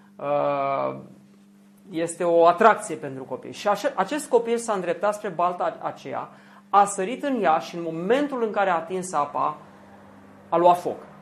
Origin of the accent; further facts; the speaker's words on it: Zalău, Sălaj County, Romania; Eu am crescut la Zalău, lângă Oradia